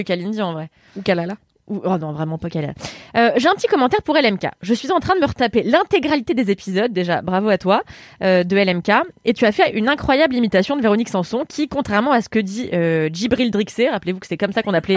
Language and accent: French; Paris, Île-de-France, France; also born or lived in Levallois-Perret; je suis née dans le 15e.